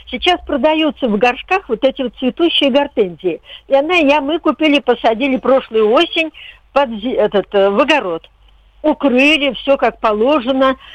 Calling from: Podolsk, Moscow Oblast, Russia; Я из Подольска. Подольск.

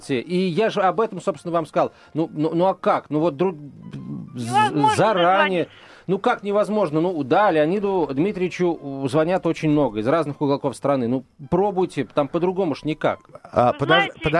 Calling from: Dedovsk, Moscow Oblast, Russia; Здравствуйте, я из Дедовска.

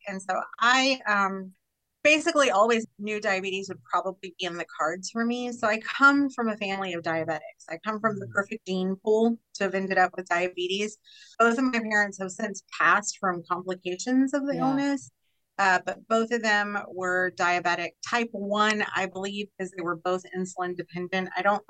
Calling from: Pattison, Texas, United States; first language Spanish; I am actually calling in from the little bitty grand metropolis of Pattison, Texas. So I am west of Houston, far enough into the country to know I'm in the country and close enough to the city to not feel like I'm completely away from civilization.

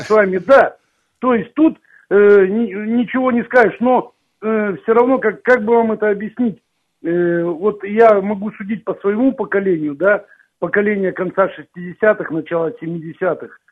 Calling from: Krasnoyarsk, Krasnoyarsk Krai, Russia; я вам звоню из Красноярска

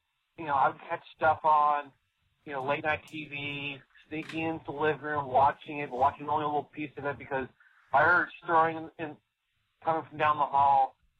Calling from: California, United States; from Northern California.

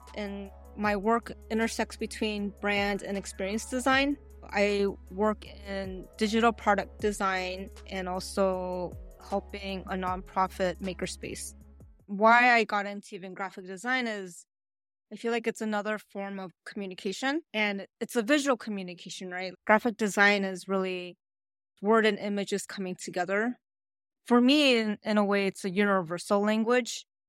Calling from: Honolulu, Hawaii, United States; also born or lived in New York; I'm calling from Honolulu, Hawaii

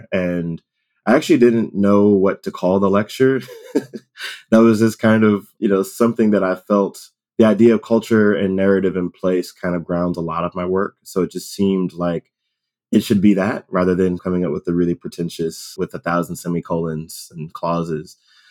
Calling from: Cambridge, Massachusetts, United States; also born or lived in Somerville; I am calling from Cambridge, Massachusetts. I'm about 20 minutes walking distance from the Harvard GSD. I live in Somerville.

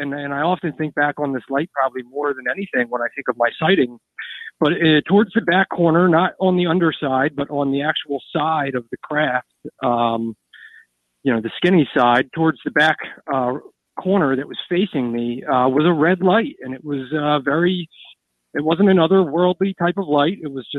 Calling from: East Coast, United States

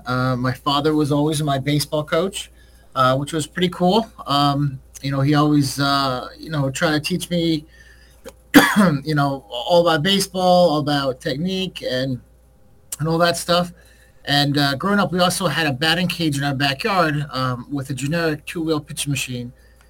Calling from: Milford, Connecticut, United States; Yeah, I'm calling from Milford, Connecticut, which is right outside New Haven, where Yale University is.

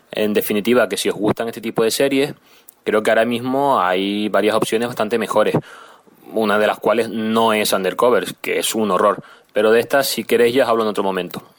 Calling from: Canary Islands, Spain; de Tenerife

